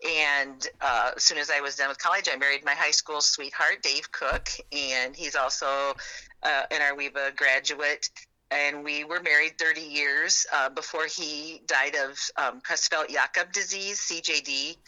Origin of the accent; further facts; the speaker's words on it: a farm just north of Westside, Iowa, United States; I grew up on a farm just north of Westside here.